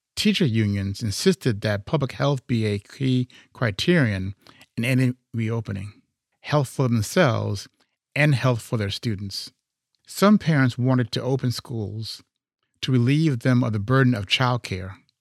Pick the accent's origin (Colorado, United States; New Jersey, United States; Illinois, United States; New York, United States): Illinois, United States; Chicago; I'm from Chicago